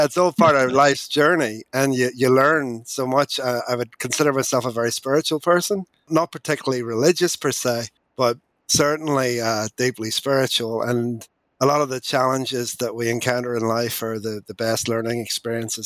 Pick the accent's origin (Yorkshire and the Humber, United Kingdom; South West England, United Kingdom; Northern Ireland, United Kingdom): Northern Ireland, United Kingdom; moved away as an adult; also born or lived in England; As you can tell by my accent, I grew up in Northern Ireland. I'm a farmer's boy.